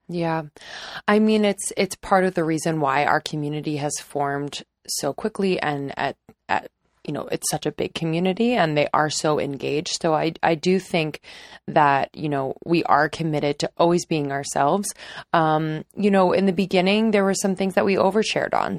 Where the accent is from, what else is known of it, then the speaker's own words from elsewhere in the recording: just north of Philadelphia, Pennsylvania, United States; I grew up not too far from Ohio. I am from Pennsylvania, just north of Philadelphia.